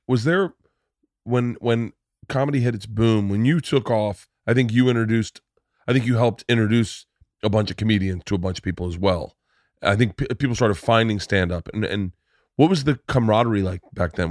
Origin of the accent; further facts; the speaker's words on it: Florida, United States; now in California, United States; I grew up in Florida.